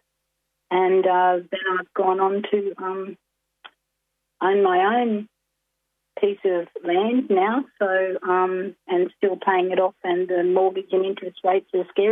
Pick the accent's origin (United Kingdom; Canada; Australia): Australia; Glen Innes, New South Wales; born or raised there; also born or lived in Goondiwindi, Queensland